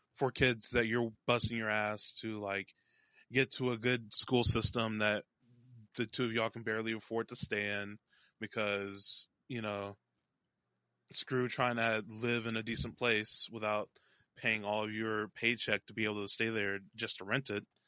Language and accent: English; North Texas, United States; also born or lived in Dallas, Texas; now in Seattle, United States; I was born in Dallas, raised all over the North Texas area